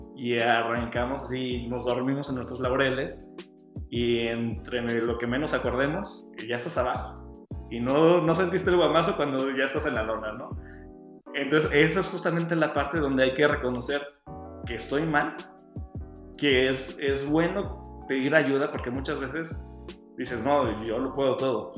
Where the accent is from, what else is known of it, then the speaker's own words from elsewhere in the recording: San Luis Potosí, Mexico; moved away as an adult; regreso a San Luis, que es mi tierra, están mis amigos, está mi familia